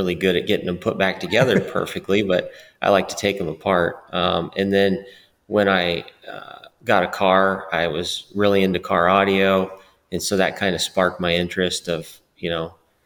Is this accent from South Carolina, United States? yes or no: no; Warsaw, Indiana, United States; Matt and I grew up in Warsaw, Indiana